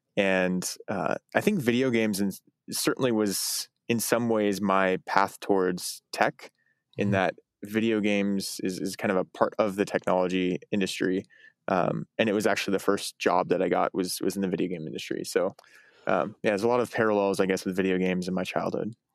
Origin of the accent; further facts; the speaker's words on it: Eugene, Oregon, United States; I grew up in Eugene, Oregon